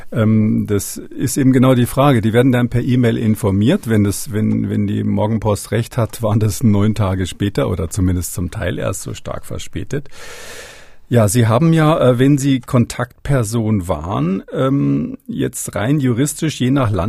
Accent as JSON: {"language": "German", "region": "Berlin", "country": "Germany", "said": "Also als Berliner kommt man da nicht ganz drum rum."}